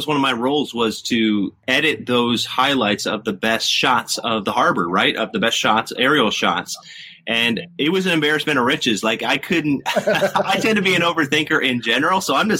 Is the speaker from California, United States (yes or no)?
yes; Sacramento, California, United States; moved away as an adult; now in Washington, D.C., United States; since I moved here to D.C. I think that was a big help to my career because I was from Sacramento, California.